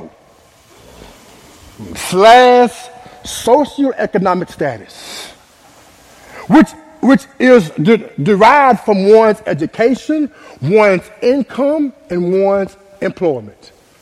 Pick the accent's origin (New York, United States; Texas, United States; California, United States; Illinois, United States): Texas, United States; Dallas; I was born and raised in Oak Cliff, Texas